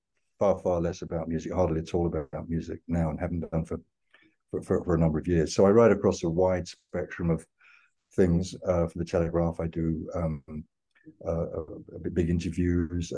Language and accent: English; London, United Kingdom; I was born in London, grew up in London, I've always lived in London